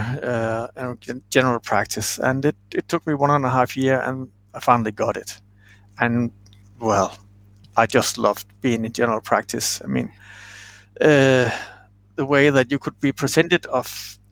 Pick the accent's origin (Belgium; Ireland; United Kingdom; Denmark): Denmark; west Zealand; So 1 hour from Copenhagen, that's where I grew up in the province